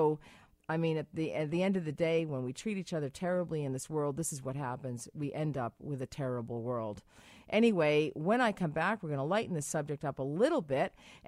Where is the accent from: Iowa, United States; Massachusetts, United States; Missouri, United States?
Massachusetts, United States; I'm from Massachusetts. You're from Massachusetts.